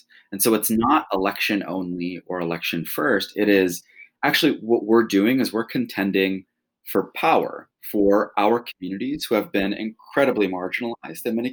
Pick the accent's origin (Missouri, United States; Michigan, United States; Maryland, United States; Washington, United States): Michigan, United States; Flint; I grew up in Flint, Michigan